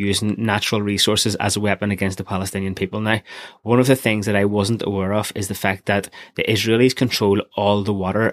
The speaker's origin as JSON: {"language": "English", "town": "Belfast", "region": "Northern Ireland", "country": "United Kingdom", "tie": "born or raised there", "said": "growing up in Belfast during the 90s"}